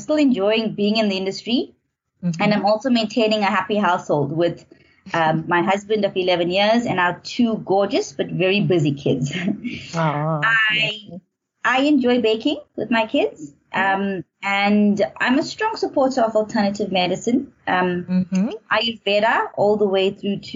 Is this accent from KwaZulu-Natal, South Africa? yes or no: yes; Natal Midlands, KwaZulu-Natal, South Africa; moved away as an adult; also born or lived in Howick / Pietermaritzburg; now in Johannesburg, South Africa; I'm from Natal, specifically from the Natal Midlands. I grew up in a middle-class home